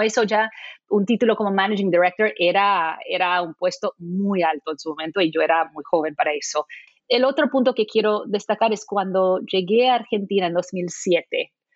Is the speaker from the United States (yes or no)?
yes; Maui, Hawaii, United States; moved away; Yo crecí en, en, Maui